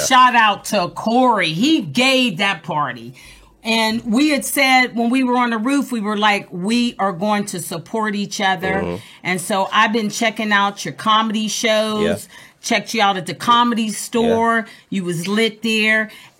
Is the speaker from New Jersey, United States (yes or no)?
no; Pittsburgh, Pennsylvania, United States; now in Los Angeles, United States; I'm from Pittsburgh, Pennsylvania.